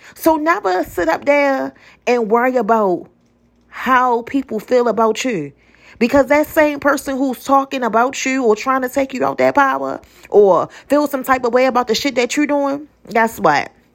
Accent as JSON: {"language": "English", "town": "Baltimore", "region": "Maryland", "country": "United States", "said": "I'm from Baltimore"}